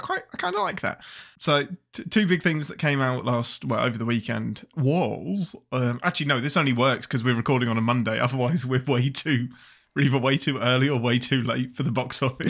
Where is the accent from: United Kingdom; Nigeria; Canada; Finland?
United Kingdom; England; I'm the Englishman